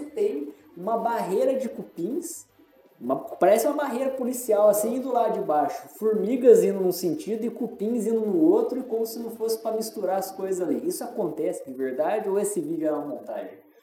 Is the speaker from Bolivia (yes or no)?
no; interior of São Paulo, Brazil; moved away; Eu venho do interior de São Paulo também.